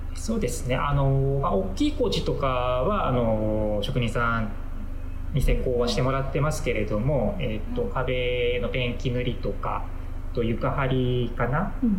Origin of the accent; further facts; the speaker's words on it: Katagami, Akita, Japan; also born or lived in Osaka / Kansai; now in Akita, Japan; 出身は、あの秋田の片上の